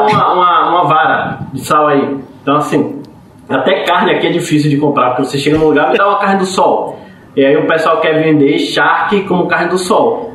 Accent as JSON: {"language": "Portuguese", "town": "Salvador", "region": "Bahia", "country": "Brazil", "tie": "born or raised there", "moved": "as an adult", "lives_now": "São Paulo, Brazil", "said": "Eu sou de Salvador, Bahia. Nasci lá e hoje estou aqui em São Paulo"}